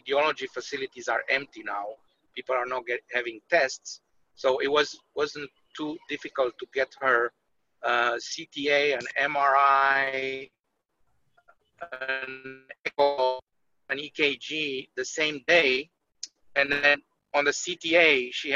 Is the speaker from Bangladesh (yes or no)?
no; Romania; now in United States; I'm from Romania